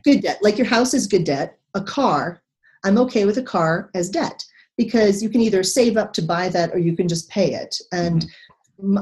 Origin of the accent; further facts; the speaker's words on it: Texas, United States; moved away; also born or lived in Pearl Harbor; I come from Texas